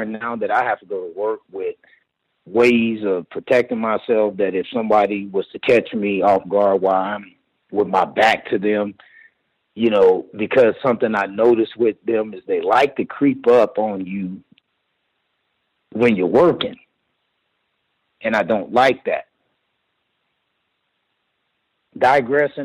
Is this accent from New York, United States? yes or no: no; Oklahoma City, Oklahoma, United States; now in Colorado Springs, United States; I'm originally from Oklahoma City.